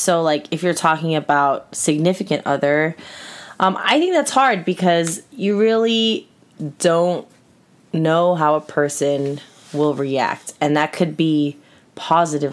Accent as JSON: {"language": "English", "area": "Orange County", "region": "California", "country": "United States", "tie": "born or raised there", "said": "I grew up in Orange County"}